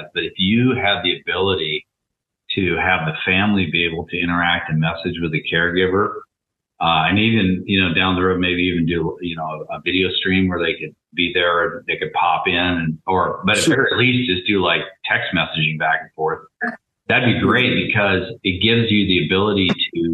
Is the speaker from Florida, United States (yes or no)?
no; Thurston County, Washington, United States; where I grew up in Thurston County